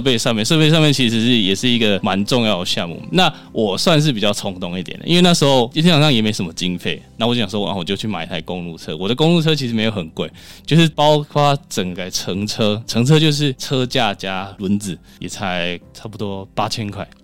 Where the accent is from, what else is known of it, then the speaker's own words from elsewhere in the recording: Tainan, Taiwan; 我老家在台南，有那种小乡下那种红砖屋进去可以上厕所的地方